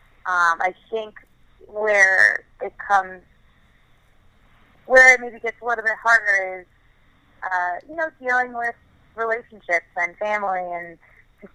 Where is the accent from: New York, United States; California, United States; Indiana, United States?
New York, United States; growing up in New York and growing up a Yankees fan